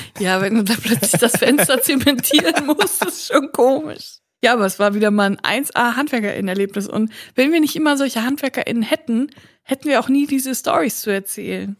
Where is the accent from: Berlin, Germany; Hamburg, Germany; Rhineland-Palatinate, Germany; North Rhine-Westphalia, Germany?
North Rhine-Westphalia, Germany; Cologne; Ich bin aber für alle die Kölnerin, weil ich komme ja von hier